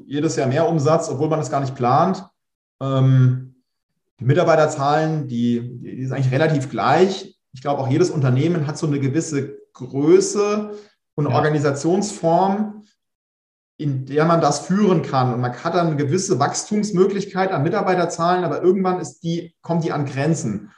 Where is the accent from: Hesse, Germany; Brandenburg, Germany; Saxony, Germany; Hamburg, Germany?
Hesse, Germany; Pfungstadt; also born or lived in Darmstadt; groß geworden in, äh, in Funkstadt